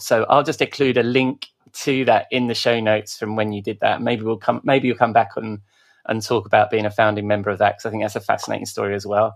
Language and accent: English; United Kingdom; we're British